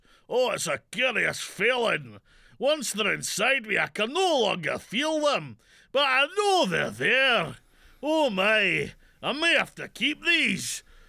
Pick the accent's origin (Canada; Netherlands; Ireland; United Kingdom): United Kingdom; Yorkshire and the Humber; accent: Yorkshire; West Yorkshire.